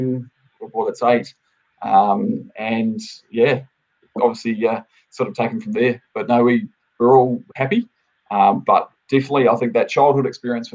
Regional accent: New Zealand; moved away; I'm originally from New Zealand, so I'm a Kiwi. I've been here for probably almost 17 years now. Originally, I was off a dairy farm back in New Zealand.

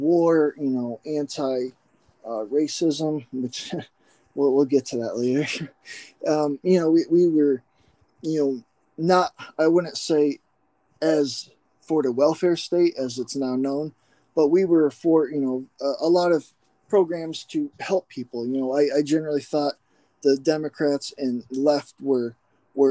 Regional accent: McKean County, Northwest Pennsylvania, United States; I grew up here in Northwest PA, McKean County, about hour east of Erie.

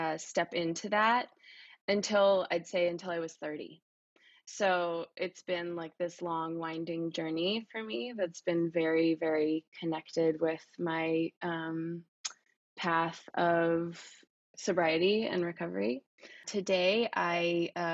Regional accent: Oakland, California, United States; I'm from Oakland, California

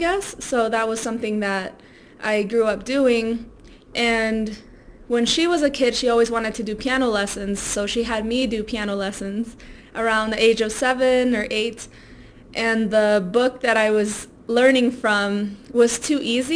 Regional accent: Silver Spring, Maryland, United States; first language Spanish; English is a second language; moved away as an adult; also born or lived in Baltimore; now in Colorado, United States; I was born in Silver Spring and then I just stayed there until it was time to go to college and I moved to Baltimore

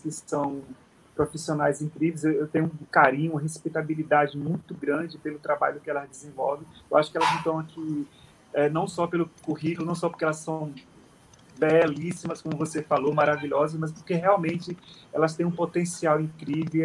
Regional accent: Sergipe, Brazil; moved away as an adult; also born or lived in Rio de Janeiro; now in Paris, France; a gente tem um porto seguro, que é, é, é Sergipe, né? A gente é nordestino

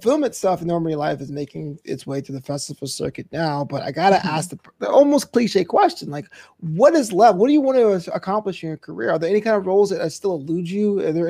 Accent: United States; My parents are Caribbean as well. And so being an American kid

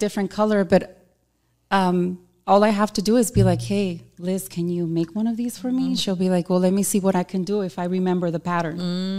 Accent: California, United States; so, you know, I'm a muchacha de California. I'm from California. I love color.

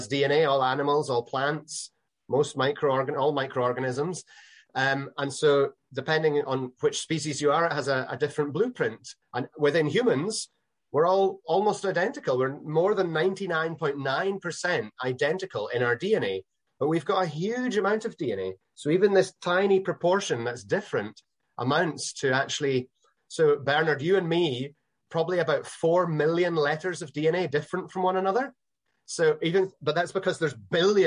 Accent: Northern Islands of Scotland, United Kingdom; I'm Scottish

